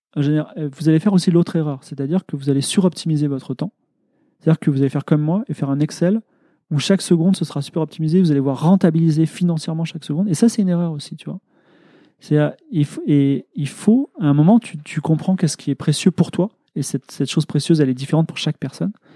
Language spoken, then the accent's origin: French; France; je suis ingénieur, je suis blanc, euh, je suis français